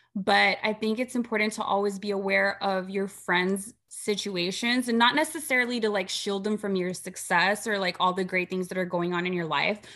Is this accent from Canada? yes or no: no; Rio Grande Valley, Texas, United States; we are from the Rio Grande Valley. We are border town girls. We grew up right.